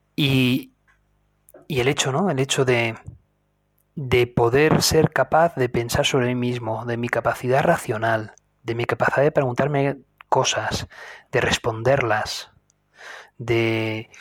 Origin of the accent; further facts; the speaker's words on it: Spain; yo soy de España